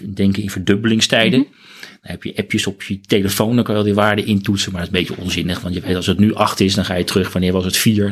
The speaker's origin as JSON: {"language": "Dutch", "town": "Benthuizen", "region": "South Holland", "country": "Netherlands", "tie": "born or raised there", "said": "Ik kom uit een, een, een, een dorpje in Zuid-Holland. Tussen Den Haag en Leiden in."}